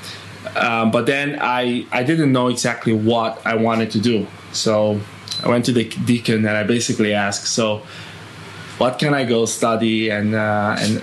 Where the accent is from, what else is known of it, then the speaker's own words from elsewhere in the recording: Curaçao; moved away as an adult; now in Vietnam; I was born on Curacao. That's a Dutch island in the Caribbean. Studied there.